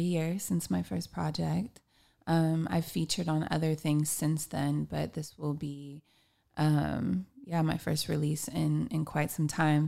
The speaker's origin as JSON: {"language": "English", "town": "Long Beach", "region": "California", "country": "United States", "tie": "born or raised there", "said": "I am a musician from Long Beach, California"}